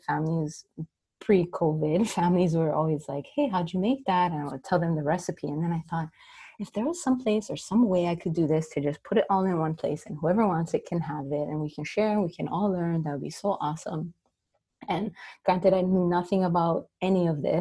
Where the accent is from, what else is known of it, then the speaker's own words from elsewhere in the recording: Maui, Hawaii, United States; born and raised on Maui